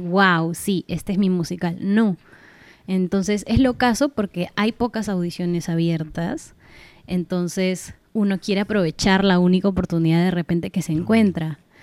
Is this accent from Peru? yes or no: yes; Peru; also born or lived in Argentina; Como buena peruana que soy